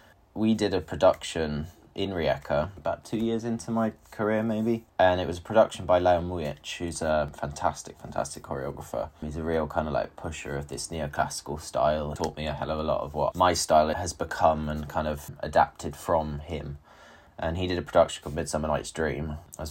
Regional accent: United Kingdom; first language English; moved away as an adult; also born or lived in Croatia; I was from the UK

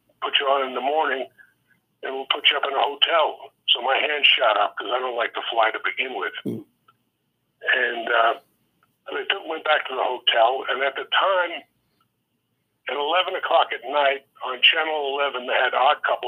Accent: New York City, New York, United States; I was born in the Bronx, New York, November 1st, 1947.

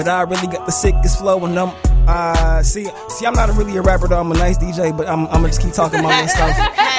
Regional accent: Chicago, Illinois, United States; I'm from Chicago, better yet the South Side, yeah.

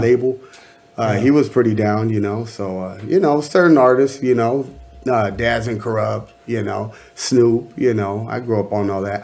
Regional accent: Anaheim, California, United States; I'm from Anaheim, California.

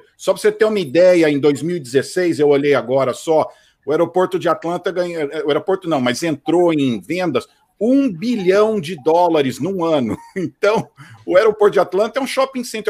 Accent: Campinas, São Paulo, Brazil; now in United States; eu sou de Campinas

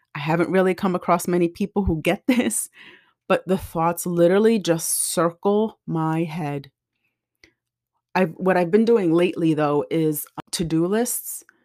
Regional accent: New Jersey, United States; I grew up in Jersey

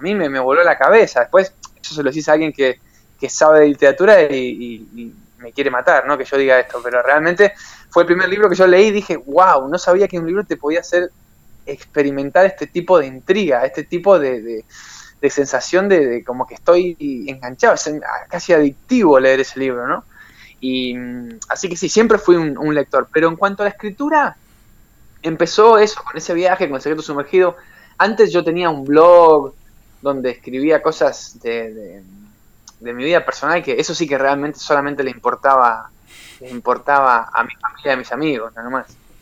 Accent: Puerto Deseado, Santa Cruz, Argentina; born or raised there; moved away as an adult; also born or lived in Ezeiza / Comodoro Rivadavia / Australia; now in Barcelona, Spain

